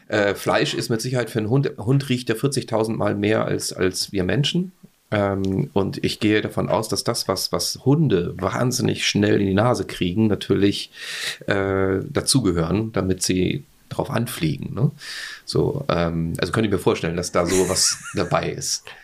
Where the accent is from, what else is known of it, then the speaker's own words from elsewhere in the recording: Austria; ich als Österreicher